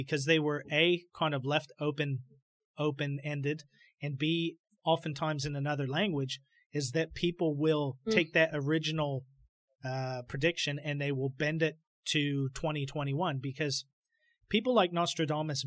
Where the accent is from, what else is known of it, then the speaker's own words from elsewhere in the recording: United States; as an American